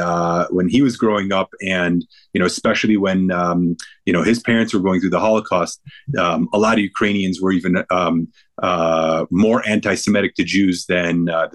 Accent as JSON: {"language": "English", "town": "Cleveland", "region": "Ohio", "country": "United States", "tie": "born there", "said": "they decided to move here, and I was born in Cleveland."}